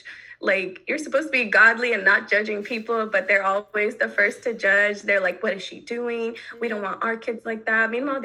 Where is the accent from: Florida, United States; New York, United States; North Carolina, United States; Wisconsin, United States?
North Carolina, United States; growing up in North Carolina